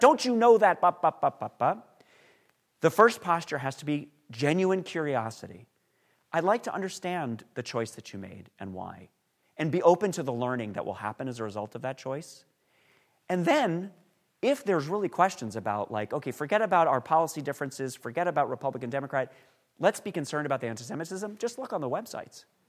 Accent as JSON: {"language": "English", "region": "New York", "country": "United States", "tie": "born or raised there", "said": "I grew up in New York"}